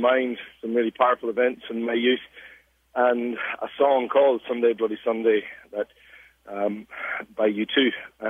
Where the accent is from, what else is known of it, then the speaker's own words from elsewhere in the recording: Northern Ireland, United Kingdom; now in Sydney, Australia; you can probably tell from my accent, I'm actually from Northern Ireland, grew up there in the 70s and 80s.